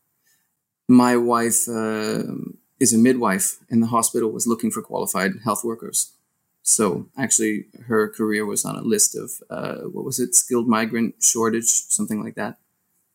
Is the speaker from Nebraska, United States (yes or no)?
no; Seattle, Washington, United States; moved away as an adult; now in Belgium; I grew up in Seattle.